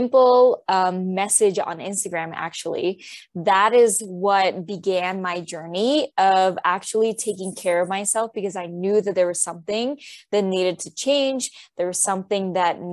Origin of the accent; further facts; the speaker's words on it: Puerto Rico; moved away as an adult; also born or lived in New York; now in United States; I'm originally from Puerto Rico, and I moved to the States when I was 18 to go to college